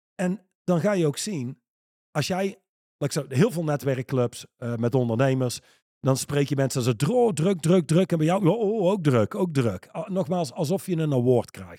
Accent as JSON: {"language": "Dutch", "country": "Netherlands"}